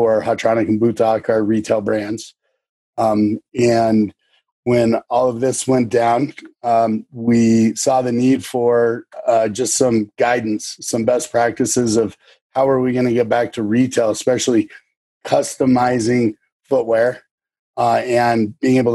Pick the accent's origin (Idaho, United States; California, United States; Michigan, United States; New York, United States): Idaho, United States; Sun Valley; also born or lived in Phoenix, Arizona; I grew up in Sun Valley, Idaho, ski racing